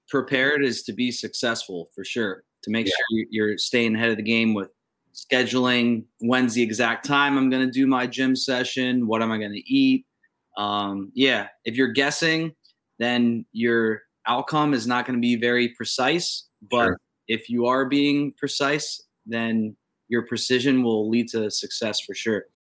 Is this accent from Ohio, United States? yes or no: yes; Youngstown, Ohio, United States; I'm from Youngstown, which is an hour west of you